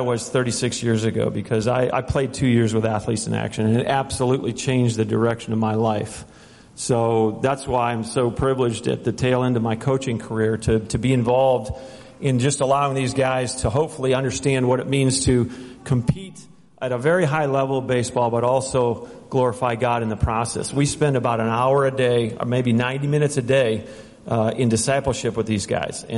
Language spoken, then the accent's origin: English; Ohio, United States; moved away; also born or lived in Minnesota / New Orleans; I was born in Minnesota, grew up in Ohio